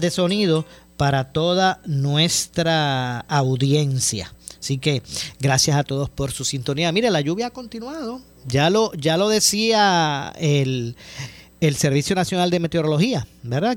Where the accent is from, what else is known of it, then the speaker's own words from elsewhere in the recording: Ponce, Puerto Rico; somos de Ponce eh, y nos apasiona el béisbol